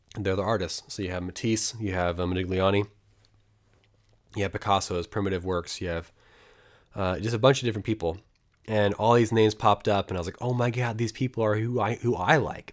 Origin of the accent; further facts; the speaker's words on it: United States; I'm American